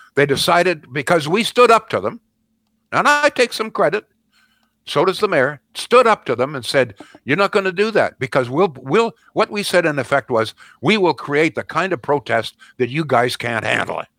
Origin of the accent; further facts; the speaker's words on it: Canada; the Canada that most of us grew up